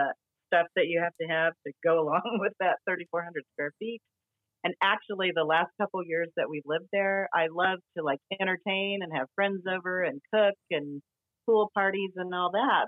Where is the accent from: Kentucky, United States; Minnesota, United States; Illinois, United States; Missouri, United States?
Illinois, United States; moved away; also born or lived in California; we grew up in Illinois